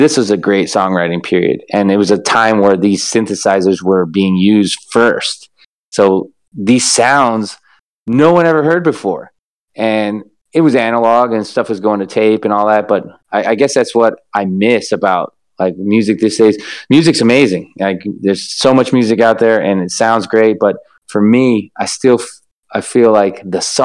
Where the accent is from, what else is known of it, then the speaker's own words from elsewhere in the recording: Los Angeles, California, United States; I am from Los Angeles, grew up here